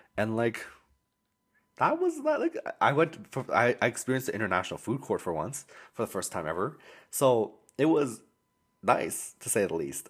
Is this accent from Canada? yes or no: yes; Alberta, Canada; moved away as an adult; also born or lived in Calgary; now in Vancouver, Canada; I'm from Alberta, right? We don't have no ocean